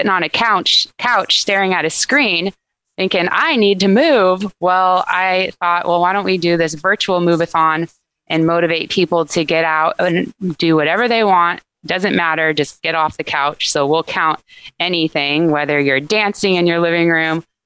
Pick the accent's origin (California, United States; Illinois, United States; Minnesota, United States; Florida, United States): California, United States; Santa Barbara; also born or lived in Berkeley / Los Angeles / Santa Rosa; I grew up in Santa Barbara, right down the street from the Braille Institute